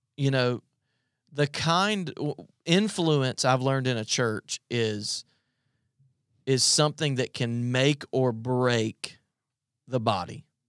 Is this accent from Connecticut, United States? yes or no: no; South Carolina, United States; moved away as an adult; now in Virginia, United States; I'm from South Carolina and I moved to Virginia